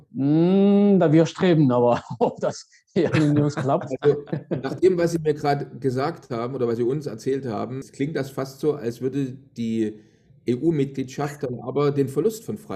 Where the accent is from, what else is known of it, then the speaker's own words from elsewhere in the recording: Germany; Als Deutscher kann